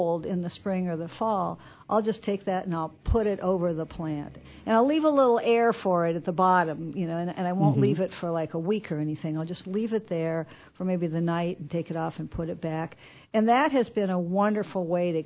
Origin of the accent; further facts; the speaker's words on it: Quincy, Illinois, United States; moved away; I grew up in Quincy, and then I moved away for a long time.